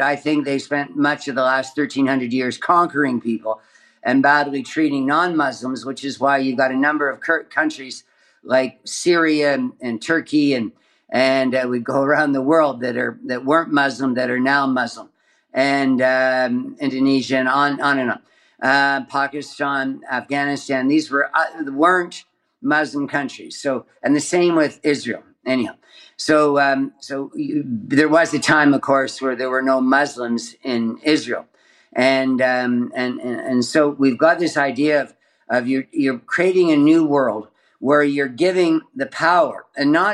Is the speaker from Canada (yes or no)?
yes; Canada; growing up in Canada